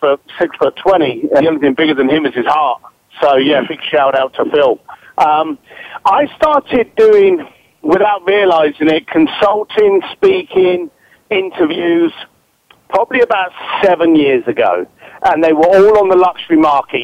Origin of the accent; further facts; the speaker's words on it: London, United Kingdom; now in Los Angeles, United States; I started off as a bricklayer from East London, and now I'm in Hollywood